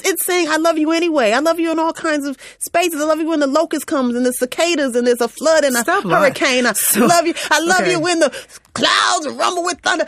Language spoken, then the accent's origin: English; New York, United States; even though I grew up in Central New York, I definitely know my roots. I'm sorry, roots are definitely Southern. I'm still a Southern girl.